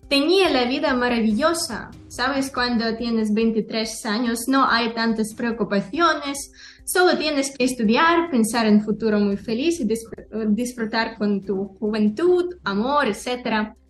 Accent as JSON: {"language": "Spanish", "town": "Odesa", "region": "Odesa Oblast", "country": "Ukraine", "also_born_or_lived": "Moldova", "second_language": "Spanish", "moved": "as an adult", "lives_now": "Spain", "said": "soy del sur de Ucrania, soy de Odessa"}